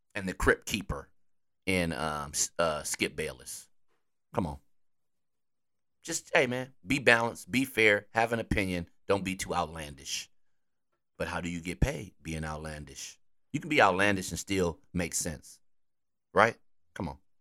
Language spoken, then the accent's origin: English; Wisconsin, United States; I'm from Wisconsin